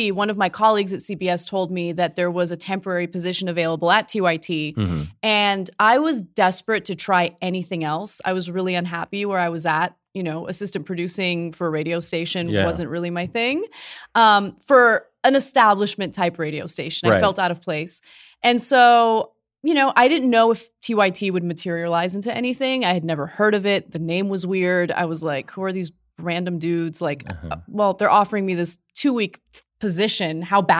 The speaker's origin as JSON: {"language": "English", "region": "California", "country": "United States", "tie": "born or raised there", "said": "I'm from California, born and raised."}